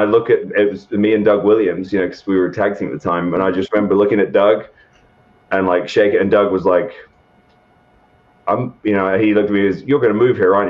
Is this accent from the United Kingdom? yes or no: yes; England, United Kingdom; especially where I grew up in England, it's not the prevailing mentality at all, and I never felt like I fit in there